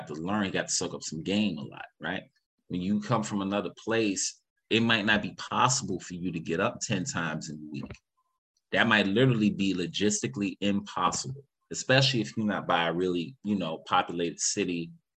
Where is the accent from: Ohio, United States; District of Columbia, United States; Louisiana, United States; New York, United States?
New York, United States; we're from New York